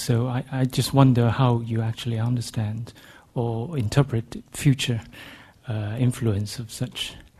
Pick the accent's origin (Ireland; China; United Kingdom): China; moved away; I'm from Exeter University, recent LSE graduate. Well, I come from China